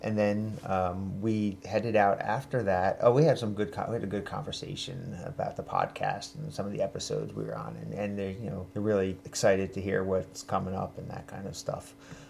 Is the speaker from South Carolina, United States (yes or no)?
no; New Jersey, United States; he goes, where are you from? And I go, New Jersey.